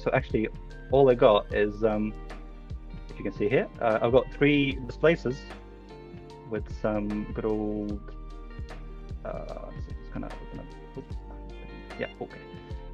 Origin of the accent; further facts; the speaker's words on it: Lithuania; now in United Kingdom; So I'm based in the UK, but you know, I'm Lithuanian. Lithuanian born, but I live in the UK now.